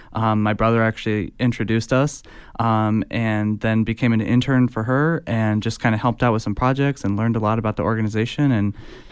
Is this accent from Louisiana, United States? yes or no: no; Fort Wayne, Indiana, United States; So I'm from Northeast Indiana, Fort Wayne to be exact.